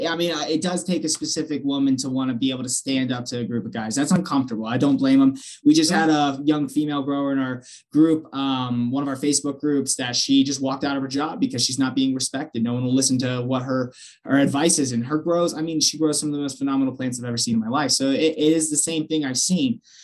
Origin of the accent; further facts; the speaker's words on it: Pennsylvania, United States; I'm originally from Pennsylvania